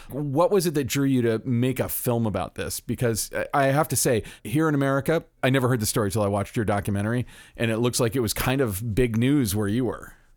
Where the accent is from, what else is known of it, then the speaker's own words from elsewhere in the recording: Florida, United States; I'm from Florida